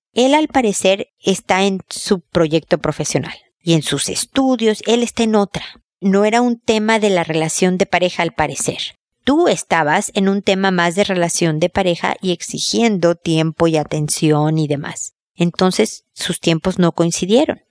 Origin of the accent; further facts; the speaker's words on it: Mexico; moved away as an adult; also born or lived in United States; now in Chile; mi sueño es volver a México y envejecer allá porque es mi tierra